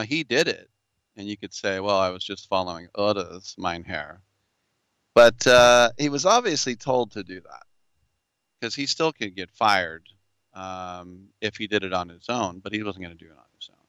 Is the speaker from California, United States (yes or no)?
yes; Oakland, California, United States; I'm from Oakland